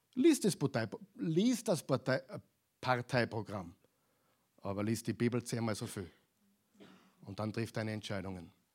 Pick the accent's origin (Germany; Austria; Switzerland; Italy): Austria; bei uns in Europa, in Österreich.